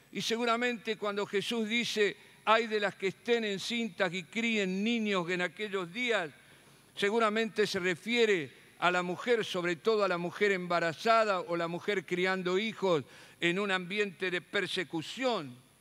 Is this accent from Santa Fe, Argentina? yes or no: yes; Rosario, Santa Fe, Argentina; moved away; la ciudad donde nací y me crié